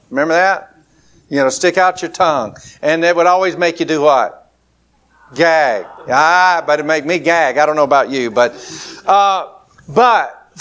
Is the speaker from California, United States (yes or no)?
no; Lower Alabama, United States; accent: country drawl; I'm from L.A., Lower Alabama